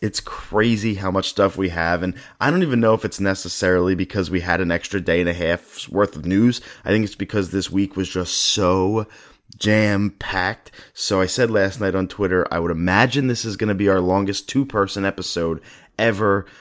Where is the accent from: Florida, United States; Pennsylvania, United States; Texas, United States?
Pennsylvania, United States; Philadelphia; I am from Philadelphia.